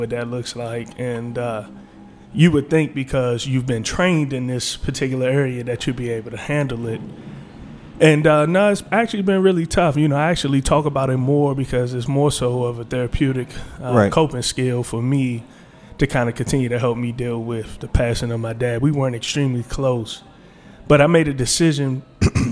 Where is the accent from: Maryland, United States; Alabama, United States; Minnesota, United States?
Maryland, United States; District Heights; also born or lived in Washington, D.C.; I'm from the Washington D.C. area in neighboring District Heights, Prince George County, Maryland.